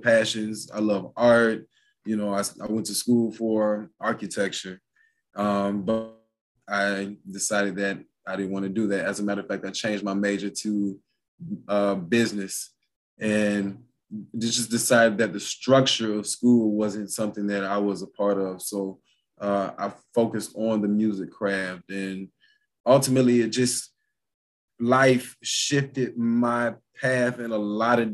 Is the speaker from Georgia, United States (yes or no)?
yes; Lithonia, Georgia, United States; I come from Lathonia, you know. So people from Lathonia, Georgia. So anybody from Atlanta knows, you know, Lathonia is definitely is where I'm from and proud of it